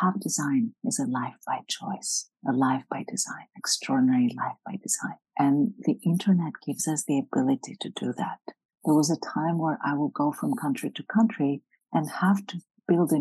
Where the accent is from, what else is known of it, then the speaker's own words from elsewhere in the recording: Greece; now in United States; I'm from Greece originally.